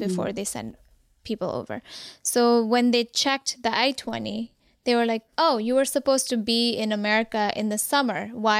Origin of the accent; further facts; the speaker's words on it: Kathmandu, Bagmati, Nepal; Even though I was born and raised in Kathmandu, mm-hmm. my parents were from Zapa.